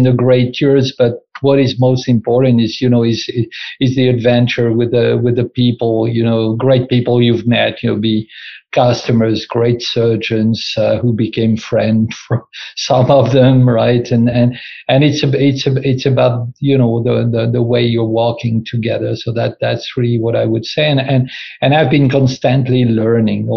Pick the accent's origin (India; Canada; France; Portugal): France; moved away as an adult; also born or lived in Rotterdam, Netherlands; now in Netherlands; I'm originally from France